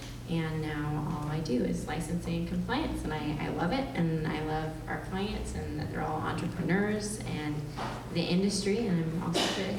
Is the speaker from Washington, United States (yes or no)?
no; Santa Cruz, California, United States; I'm from Santa Cruz, so I was not unfamiliar with the unregulated industry